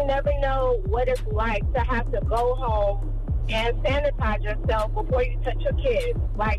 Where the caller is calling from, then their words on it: Florida, United States; I'm calling from Florida.